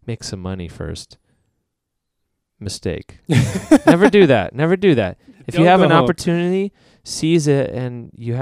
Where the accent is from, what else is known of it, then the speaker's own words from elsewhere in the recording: San Diego, California, United States; also born or lived in Illinois; I grew up in San Diego